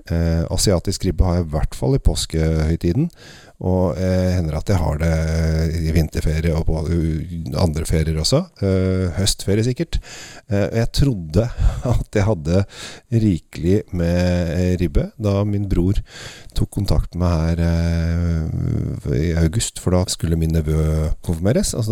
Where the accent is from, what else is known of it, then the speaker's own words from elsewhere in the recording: Italy; Norwegian is a second language; Ja, i Italia, der jeg kommer fra, så vi, eh, drikker vi ofte en vin er, fra en drue som heter Scuppetino.